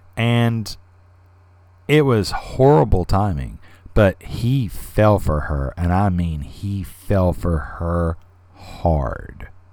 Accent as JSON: {"language": "English", "region": "the South", "country": "United States", "said": "I'm from the South too"}